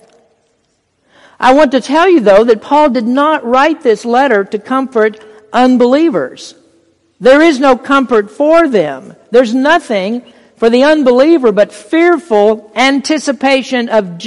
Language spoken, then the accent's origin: English; United States; We're blessed as American Christians